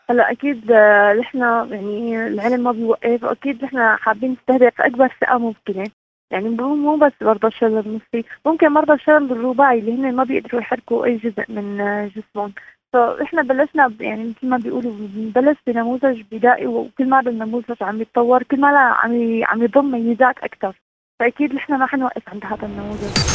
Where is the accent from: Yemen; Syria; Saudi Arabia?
Syria; من سوريا